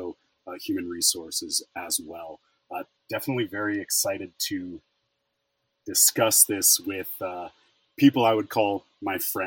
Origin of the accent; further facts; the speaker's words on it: Fort Collins, Colorado, United States; moved away as an adult; also born or lived in California; I am originally from Fort Collins, Colorado, spent the last few years in California, and recently have relocated back to Colorado.